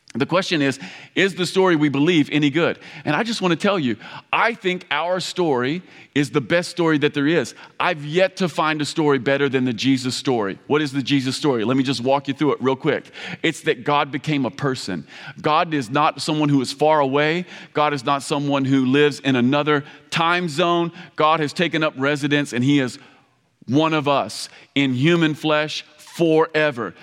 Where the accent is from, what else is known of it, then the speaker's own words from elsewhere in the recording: Campbellsville, Kentucky, United States; I come from Kentucky. Um, we, we're deeply religious in Kentucky.